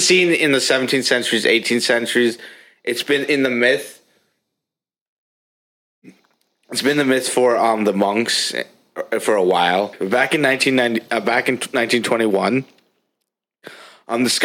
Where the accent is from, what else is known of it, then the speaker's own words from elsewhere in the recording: Switzerland; moved away; my home country of Switzerland